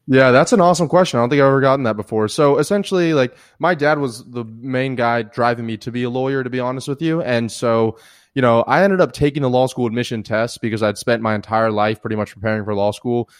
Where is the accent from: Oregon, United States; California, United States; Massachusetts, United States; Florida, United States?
Florida, United States; the Panhandle of; moved away as an adult; also born or lived in Atlanta, Georgia / India / South America / Europe; now in San Diego, United States; originally from, uh, Atlanta, Georgia, moved down to the Panhandle of Florida, lived there most of my life